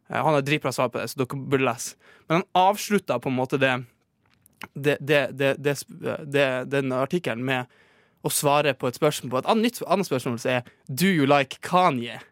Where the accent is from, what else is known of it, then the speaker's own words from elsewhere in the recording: Northern Norway, Norway; accent: Northern Norwegian; now in Oslo, Norway; han er jo fra der jeg er fra